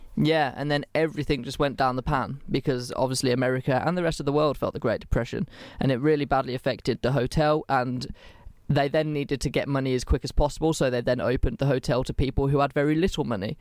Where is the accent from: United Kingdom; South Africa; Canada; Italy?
United Kingdom; England; I'm English